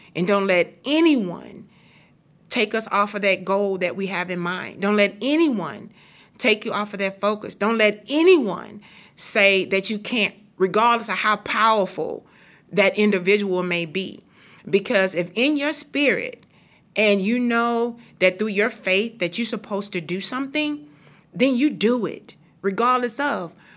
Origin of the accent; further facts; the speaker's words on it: Houston, Texas, United States; I am from and born and raised in Fifth Ward, Texas